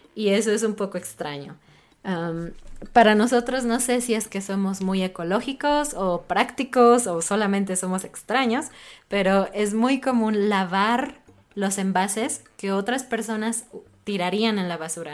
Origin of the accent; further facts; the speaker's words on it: Mexico; como mexicana